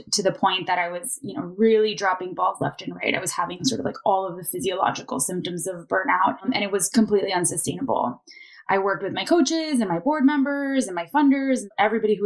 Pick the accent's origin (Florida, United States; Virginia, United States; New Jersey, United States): Florida, United States; Miami; moved away as an adult; I am originally from Miami, grew up in a big Cuban family down there. Love my hometown so much